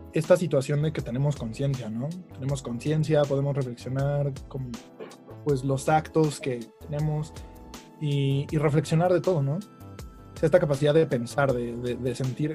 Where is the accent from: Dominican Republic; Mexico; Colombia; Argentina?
Mexico; nosotros como, bueno, como cultura mexicana